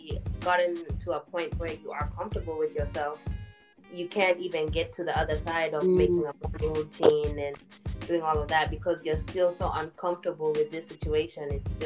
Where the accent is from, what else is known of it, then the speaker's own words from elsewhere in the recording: Kenya; now in United States; we are both Kenyan